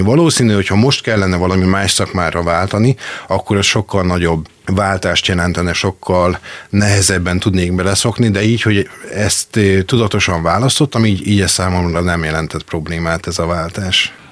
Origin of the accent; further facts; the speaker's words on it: Makó, Csongrád-Csanád, Hungary; also born or lived in Szeged; Ez még Makon volt, én eredetileg makói származású vagyok